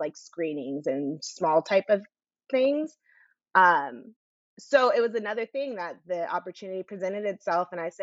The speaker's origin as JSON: {"language": "English", "area": "Orange County", "region": "California", "country": "United States", "tie": "born or raised there", "also_born_or_lived": "Washington, D.C.", "said": "I grew up in Orange County."}